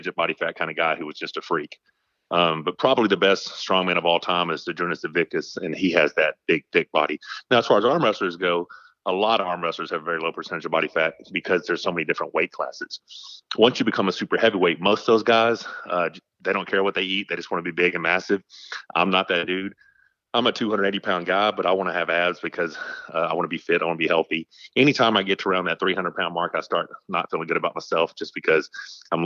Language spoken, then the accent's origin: English; Malvern, Arkansas, United States; also born or lived in Dubai; I was born in the Malvern Hospital. I graduated from Magnet Cove. I went there from kindergarten to 12th grade. And basically been in Arkansas my whole life